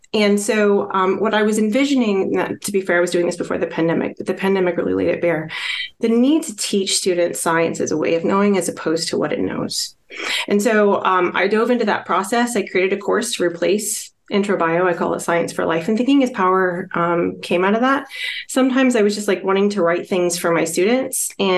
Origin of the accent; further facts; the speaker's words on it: Midwest, United States; So my background, actually, I'm from the Midwestern part of the United States, and historically that's been prairie.